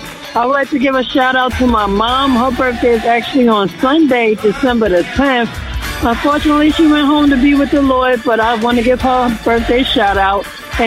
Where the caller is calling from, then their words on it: Jersey City, New Jersey, United States; calling from Jersey City.